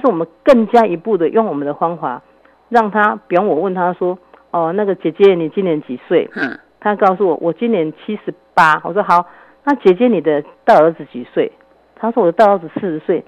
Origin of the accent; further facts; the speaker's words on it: Taiwan; 我们台湾人也很保守